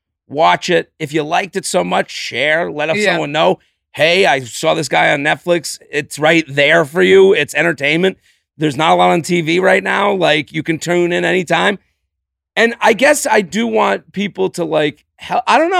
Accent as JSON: {"language": "English", "town": "Needham", "region": "Massachusetts", "country": "United States", "tie": "born or raised there", "said": "Outside of Boston."}